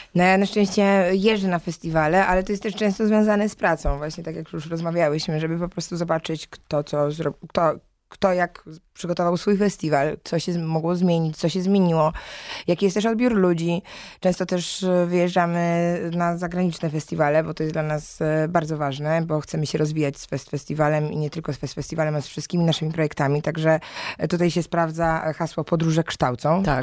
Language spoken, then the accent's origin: Polish; Silesian Voivodeship, Poland; moved away; ja jestem ze Śląska, więc ogólnie Śląsk jest mi dobrze znany, a moi rodzice mieszkają w Gliwicach